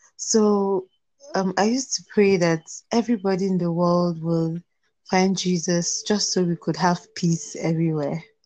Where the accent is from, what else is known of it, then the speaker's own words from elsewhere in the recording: Plateau, Nigeria; I am from Plateau States, Nigeria